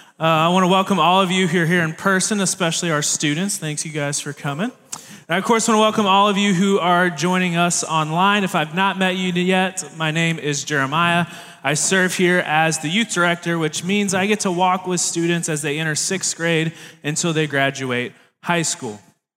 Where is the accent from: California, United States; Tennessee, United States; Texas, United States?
Tennessee, United States; Tennessee, but that is where I grew up, and that is something that I love dearly, including the Vols.